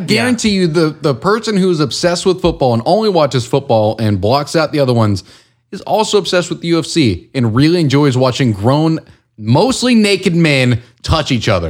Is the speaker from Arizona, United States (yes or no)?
no; Houston, Texas, United States; I grew up in Houston